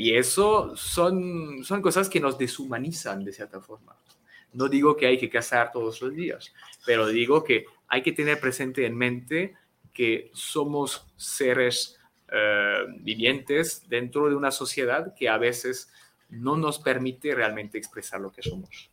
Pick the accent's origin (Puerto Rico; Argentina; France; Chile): France; first language French; Spanish is a second language; moved away as an adult; now in Mexico; aquí en México llevo cinco años enseñando mi idioma